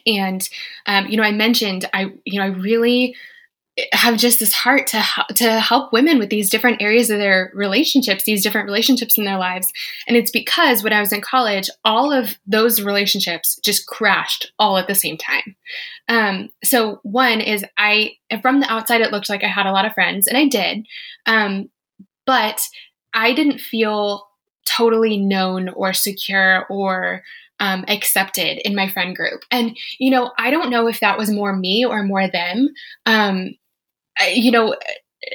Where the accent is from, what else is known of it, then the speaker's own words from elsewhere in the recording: Colorado, United States; I'm from Colorado.